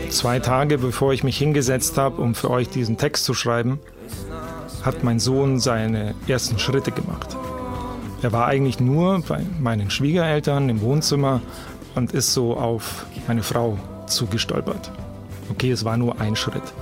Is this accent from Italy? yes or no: no; Memmingen, Bavaria, Germany; now in Munich, Germany; Aufgewachsen bin ich dann im Allgäu, in Memmingen. Und seit über zehn Jahren lebe ich in München. Ich bin also ein zentralasiatischer Russland-Bayer aus dem Allgäu.